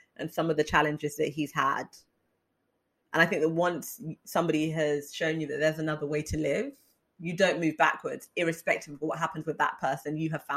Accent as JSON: {"language": "English", "country": "United Kingdom", "said": "being Black British"}